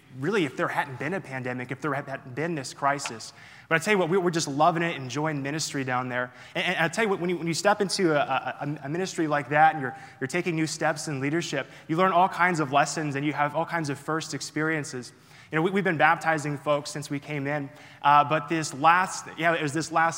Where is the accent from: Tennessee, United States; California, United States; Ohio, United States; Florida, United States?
Florida, United States; moved away; I'm originally from Florida